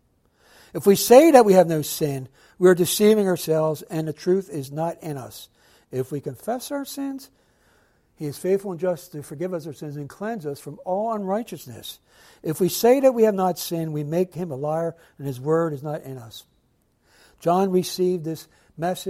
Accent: Philadelphia, Pennsylvania, United States; growing up in Philadelphia

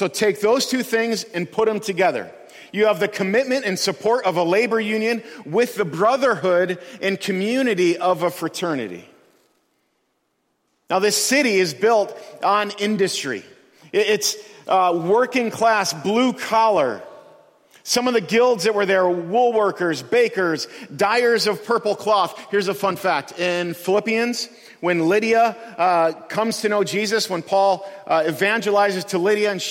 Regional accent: United States; we as American Christians

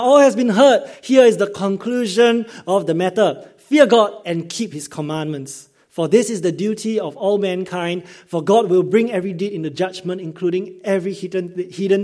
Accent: Singapore; as a Singaporean growing up in Singapore system

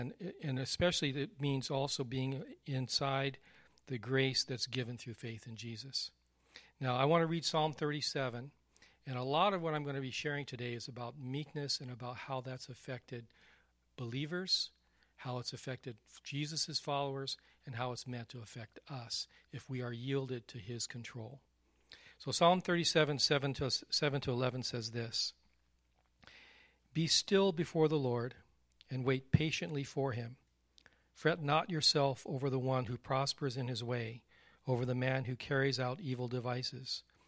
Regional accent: Texas, United States; Your dad is from Texas. I'm from Texas. Texans learn how to ride horses.

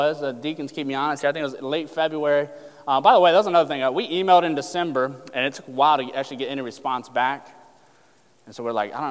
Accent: Lucasville, Ohio, United States; moved away; we're from Southern Ohio, Lucasville, Portsmouth area, right before you get to Kentucky, if you take 23 directly south

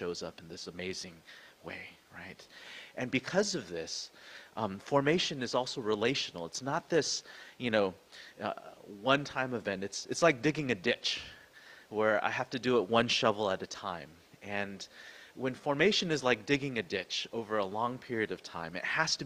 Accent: San Jose, California, United States; moved away; also born or lived in Vancouver; the house that I grew up in San Jose

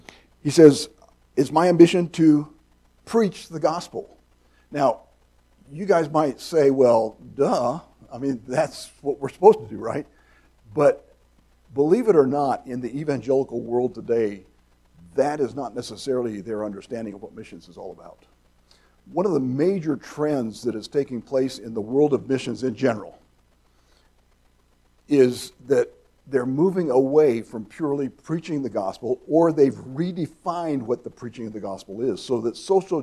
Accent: Nigeria; My father was a missionary in Nigeria. So I grew up in Nigeria.

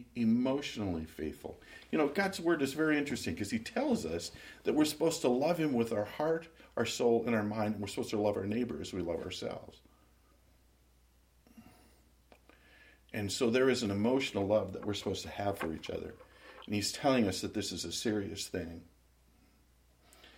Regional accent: Minot, North Dakota, United States; moved away; my hometown

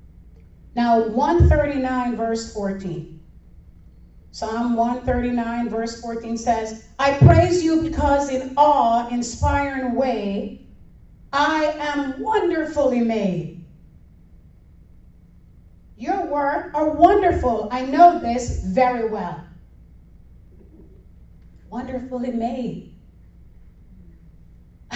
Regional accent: Jamaica; now in Florida, United States; I'm from Jamaica

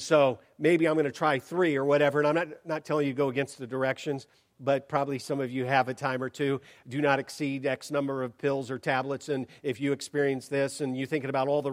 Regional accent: Portland, Oregon, United States; I'm from Portland

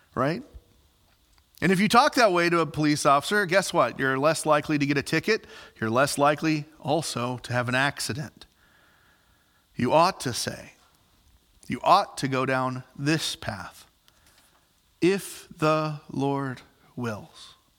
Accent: Southern Illinois, United States; moved away as an adult; also born or lived in Ellendale, North Dakota; I'm from Southern Illinois

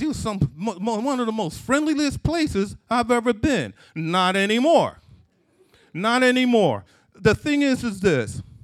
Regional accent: Philadelphia, Pennsylvania, United States; Growing up in Philadelphia, in, in, in, in my parents' house

